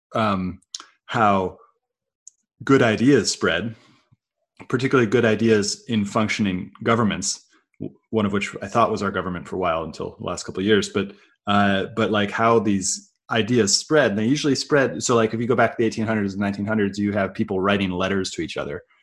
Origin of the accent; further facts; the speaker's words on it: Silicon Valley, California, United States; growing up in Silicon Valley